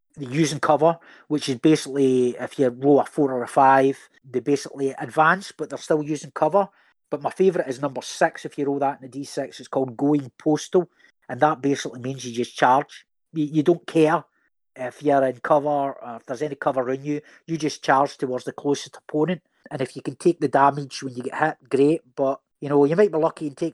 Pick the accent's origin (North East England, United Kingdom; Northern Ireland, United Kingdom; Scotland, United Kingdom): Scotland, United Kingdom; I'm a Scotsman myself.